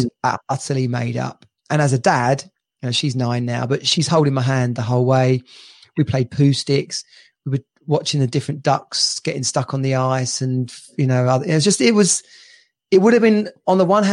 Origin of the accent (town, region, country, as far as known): England, United Kingdom